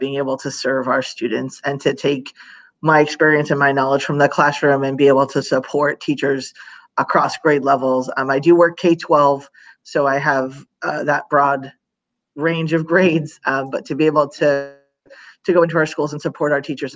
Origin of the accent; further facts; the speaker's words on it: New York, United States; now in Florida, United States; I am originally from New York